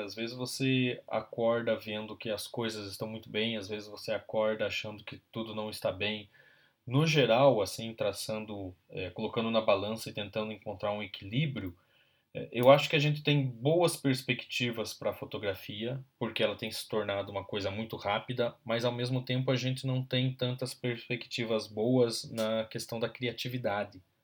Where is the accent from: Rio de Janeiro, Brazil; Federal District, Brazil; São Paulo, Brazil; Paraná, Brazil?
Paraná, Brazil; interior of; also born or lived in Ponta Grossa; now in Curitiba, Brazil; eu sou paranaense, nascido no interior do estado